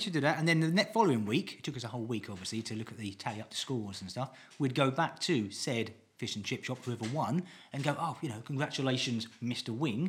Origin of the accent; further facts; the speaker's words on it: East of England, United Kingdom; I'm from Essex.